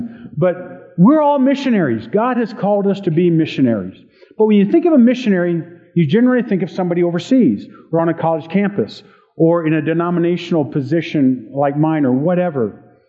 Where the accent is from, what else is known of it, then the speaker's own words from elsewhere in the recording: Hampton, Virginia, United States; born there; also born or lived in Okinawa, Japan; I grew up in the Air Force. I was born on an Air Force base, Langley Air Force Base in Hampton, Virginia. We were at Kadena and Okinawa for a while.